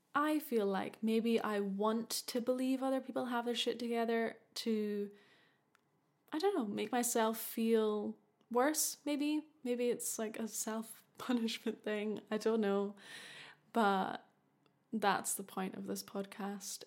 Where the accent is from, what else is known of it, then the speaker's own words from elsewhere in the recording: Scotland, United Kingdom; I'm from Scotland